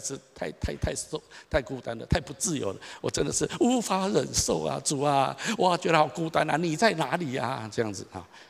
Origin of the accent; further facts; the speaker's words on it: Taichung, Taiwan; 我从小在台中长大，我读立行国小、双十国中、台中一中、东海大学